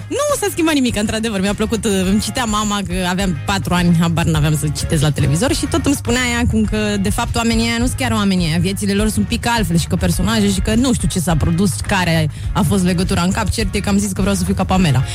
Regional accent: Craiova, Dolj, Romania; Sunt din Craiova, da, olteancă

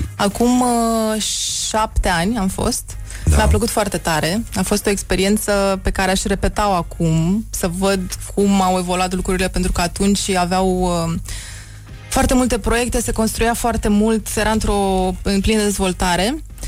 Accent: Bucharest, Romania; also born or lived in Bukovina / Transylvania; eu sunt din București

